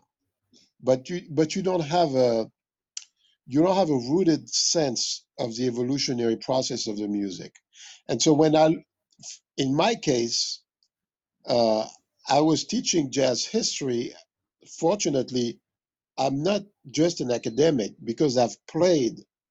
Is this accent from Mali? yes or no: yes; Mali; moved away; also born or lived in Paris, France; I was born in Paris, but I grew up in West Africa. I grew up in the center of West Africa, in a country called Mali.